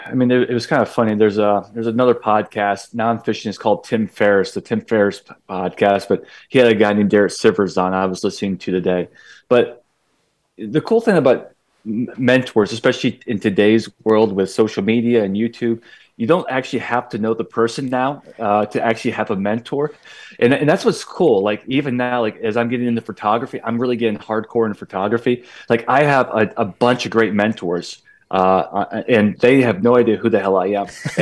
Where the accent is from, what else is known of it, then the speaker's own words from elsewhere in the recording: Pennsylvania, United States; when our family, we grew up in Northern Pennsylvania, relocated to Central PA when I was 14.